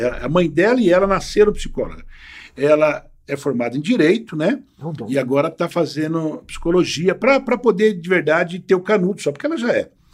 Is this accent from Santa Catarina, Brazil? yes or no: no; São Paulo, Brazil; eu nasci no bairro da Liberdade, em São Paulo